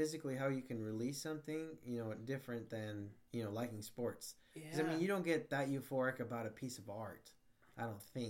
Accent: United States; For me growing up, it was like I was always cheering for Mexico, even though I'm from the United States.

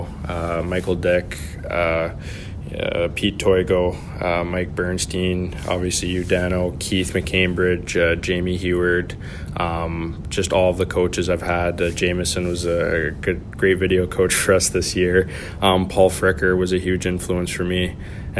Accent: Lower Mainland, British Columbia, Canada; growing up in the Lower Mainland

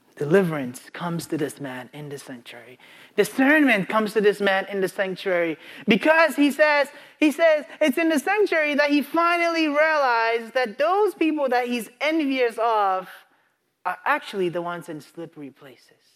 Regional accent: Ghana; moved away; I grew up in Ghana

